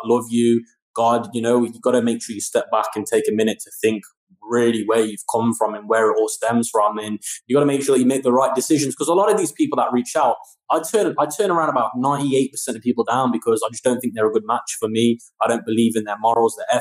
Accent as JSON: {"language": "English", "country": "United Kingdom", "said": "my home country, the UK"}